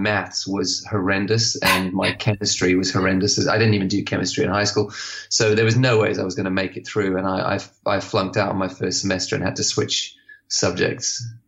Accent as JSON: {"language": "English", "country": "Zimbabwe", "tie": "born or raised there", "also_born_or_lived": "Botswana / Lesotho / Swaziland / South Africa", "said": "because I grew up in Zimbabwe, Botswana, Lesotho, Swaziland, and then South Africa at the end."}